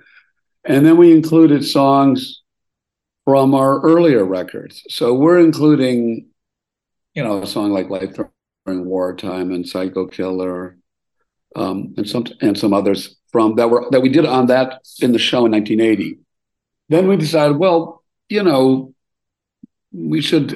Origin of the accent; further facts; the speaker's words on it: Milwaukee, Wisconsin, United States; moved away; I grew up in Milwaukee